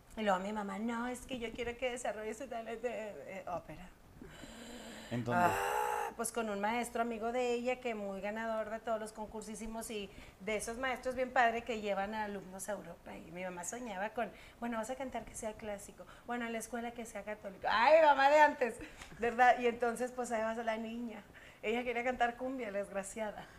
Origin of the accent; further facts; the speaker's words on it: Monterrey, Nuevo León, Mexico; also born or lived in San Nicolás de los Garza; soy de Monterrey